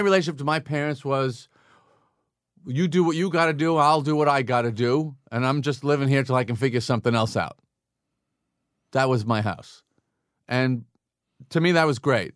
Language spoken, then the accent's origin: English; Long Island, New York, United States; growing up on Long Island